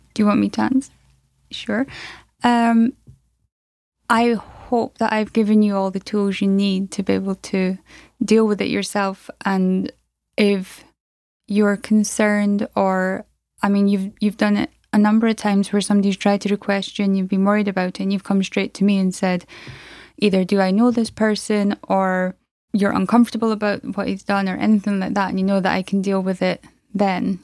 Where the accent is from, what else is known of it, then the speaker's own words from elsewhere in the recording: Aberdeen, Scotland, United Kingdom; I'm from Aberdeen in Scotland